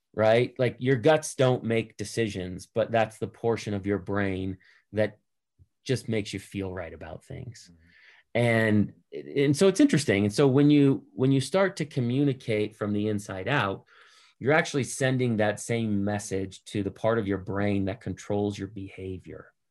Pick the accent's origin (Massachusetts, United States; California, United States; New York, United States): Massachusetts, United States; Boston; I'm I'm from Boston